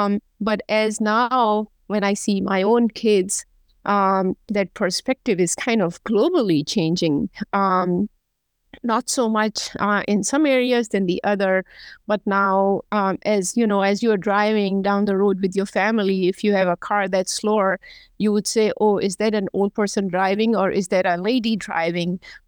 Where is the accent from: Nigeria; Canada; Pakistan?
Pakistan; moved away as an adult; now in United States; I've been in the United States for the last almost 21 years, and I grew up in Pakistan.